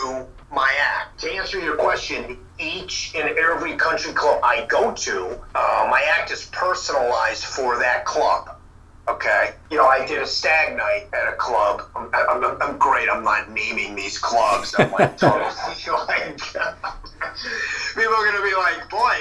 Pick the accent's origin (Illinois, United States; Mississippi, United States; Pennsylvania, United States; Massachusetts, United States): Illinois, United States; Evanston; now in Santa Monica, United States; I grew up in Illinois. I grew up in Evanston, Illinois.